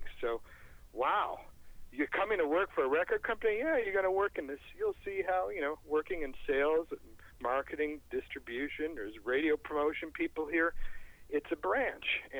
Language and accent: English; Rockville, Maryland, United States; my hometown of Rockville, Maryland